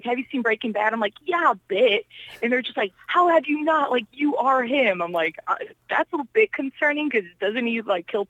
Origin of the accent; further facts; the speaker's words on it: Poland; also born or lived in Chicago; Like I said, like, I am from Poland, so obviously Polacks, we love to drink, right? yeah, there's no, like, no surprise there. And I always tell people, I'm like, yeah, I'm so original. Born in Poland, moved to Chicago, because that's where we all flock to.